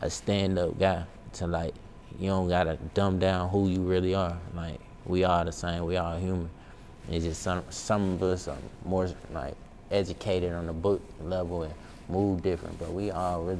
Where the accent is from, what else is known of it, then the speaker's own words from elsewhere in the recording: Carolina, United States; I'm from Carolina